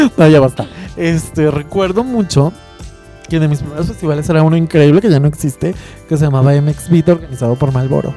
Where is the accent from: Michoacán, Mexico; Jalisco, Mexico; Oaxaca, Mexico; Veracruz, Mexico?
Jalisco, Mexico; Guadalajara; yo que soy de Guadalajara